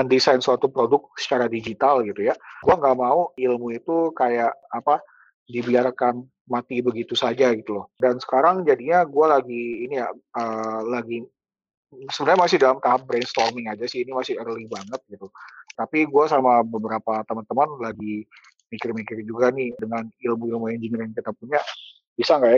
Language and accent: Indonesian; Indonesia; born there; agak sayang gitu kalau ilmunya itu gua pakai untuk bikin produk-produk yang nggak dijual di tanah kelahiran gue sendiri gitu.